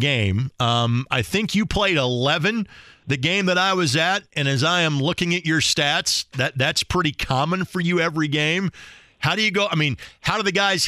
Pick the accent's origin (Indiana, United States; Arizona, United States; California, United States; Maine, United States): Indiana, United States; Lanesville; moved away as an adult; now in Indianapolis, United States; my hometown Lanesville Eagles